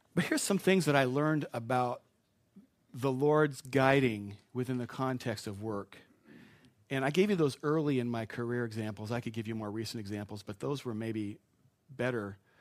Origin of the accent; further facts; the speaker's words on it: Spokane, Washington, United States; I grew up in Spokane